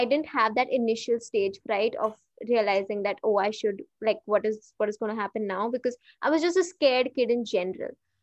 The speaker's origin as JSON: {"language": "English", "town": "Hyderabad", "region": "Telangana", "country": "India", "tie": "born or raised there", "also_born_or_lived": "Mumbai", "moved": "as an adult", "said": "I was born and brought up in Hyderabad, but I have lived almost all of my adult life in Mumbai because I shifted there for college."}